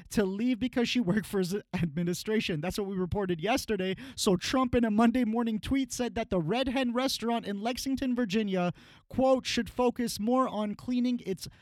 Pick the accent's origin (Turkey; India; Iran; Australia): Iran; moved away; my home country